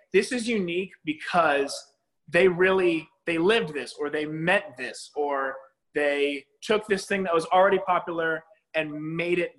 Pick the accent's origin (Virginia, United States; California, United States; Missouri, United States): Virginia, United States; also born or lived in Georgia / South Carolina; now in Nashville, United States; We moved to Virginia from Georgia when I was 6